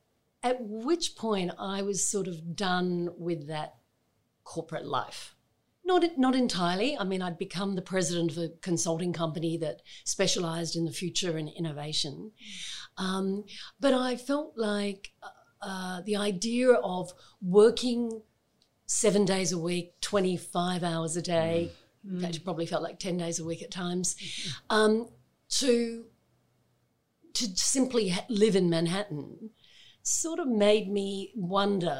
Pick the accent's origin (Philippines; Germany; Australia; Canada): Australia; Adelaide, South Australia; moved away as an adult; also born or lived in Sydney / Melbourne; I was born here in Adelaide and I went to school here and then also spent a chunk of time in Sydney as a child and we came back to Adelaide.